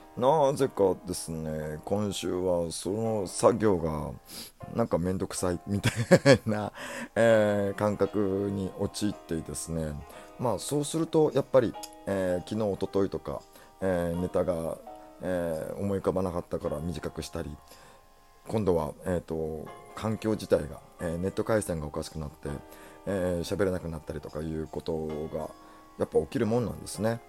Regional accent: Kanto, Japan; 関東の育ちだからでしょうか

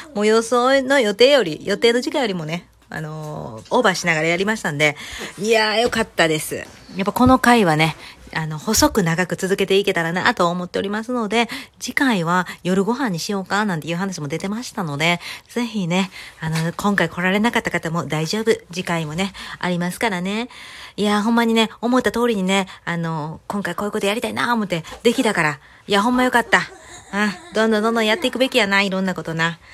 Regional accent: Kansai, Japan; 関西人なんで

